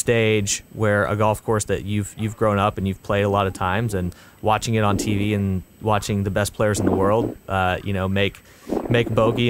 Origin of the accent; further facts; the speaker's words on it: Northwest Arkansas, United States; the LPGA has the Northwest Arkansas Walmart Championship every year in my hometown at Pinnacle